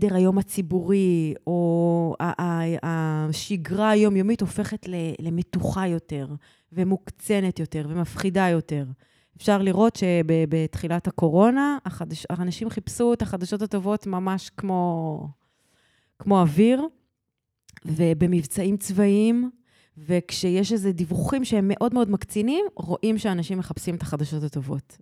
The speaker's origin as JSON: {"language": "Hebrew", "town": "Petah Tikva", "region": "Central District", "country": "Israel", "tie": "born or raised there", "also_born_or_lived": "Arad", "said": "עברנו לפתח תקווה"}